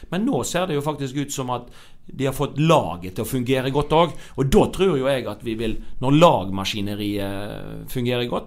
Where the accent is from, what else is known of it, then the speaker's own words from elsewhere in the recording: Hausvik, Vestland, Norway; heimplassen min, sant? Hausvik